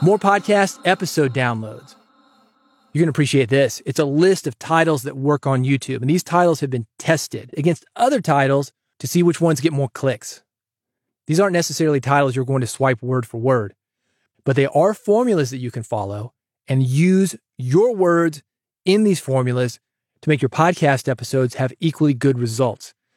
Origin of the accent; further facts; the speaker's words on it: Nashville, Tennessee, United States; kid growing up in Nashville